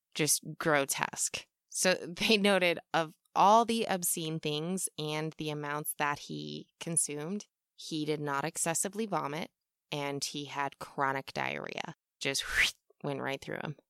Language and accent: English; United States; I'm American, we aren't taught much in school about things that don't revolve ab-, around the U S